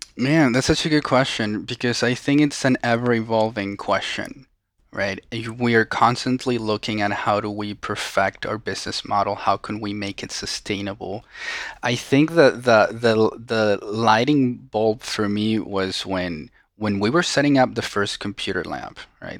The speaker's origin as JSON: {"language": "English", "country": "Venezuela", "tie": "born or raised there", "second_language": "English", "moved": "as an adult", "lives_now": "United States", "said": "I was born and raised in Venezuela. right? And I spend basically all of my life there until April tenth of two thousand eleven, which is when I came to the United States."}